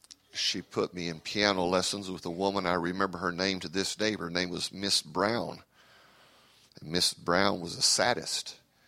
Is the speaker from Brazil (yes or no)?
yes; Brazil; English is a second language; also born or lived in United States; I am an American by birth, but I am a Brazilian by raising. I was raised in Brazil, and so it is very difficult for me to function outside of my what I'm used to.